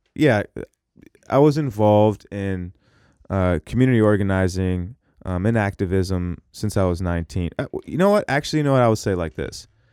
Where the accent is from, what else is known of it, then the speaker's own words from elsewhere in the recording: Seattle, Washington, United States; also born or lived in Minneapolis / Orlando, Florida; I was born in Minneapolis, and I moved to Seattle when I was one